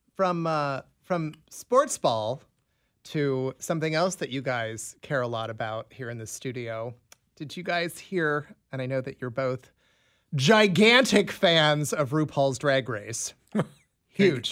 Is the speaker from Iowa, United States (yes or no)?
yes; Des Moines, Iowa, United States; moved away; my hometown of Des Moines